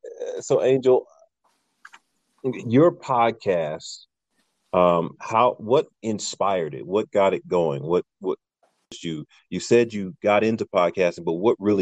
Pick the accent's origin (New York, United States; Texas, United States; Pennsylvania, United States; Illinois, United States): Pennsylvania, United States; Philadelphia; moved away; being from the Philadelphia area originally